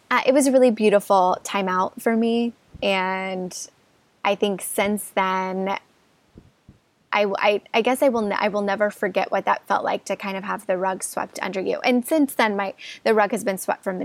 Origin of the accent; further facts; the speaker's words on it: Midwest, United States; moved away as an adult; also born or lived in Los Angeles; I grew up in the Midwest